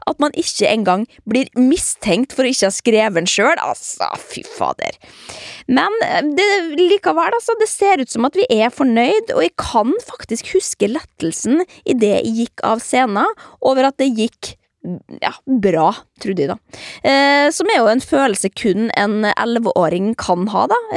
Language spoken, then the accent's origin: Norwegian; Trondheim, Trøndelag, Norway; Jeg er 11 år og jeg kommer fra Trondheim.